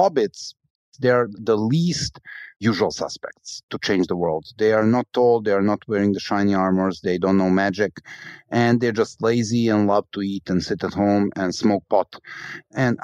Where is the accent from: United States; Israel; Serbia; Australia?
Serbia; Belgrade; my hometown of Belgrade